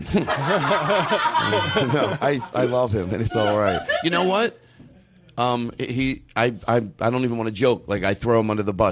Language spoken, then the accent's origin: English; Florida, United States; I don't no, really. I am from Florida.